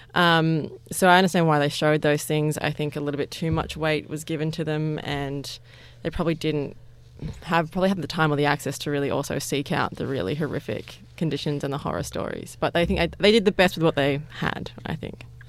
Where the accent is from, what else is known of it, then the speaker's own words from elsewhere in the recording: Parramatta, New South Wales, Australia; I grew up in Parramatta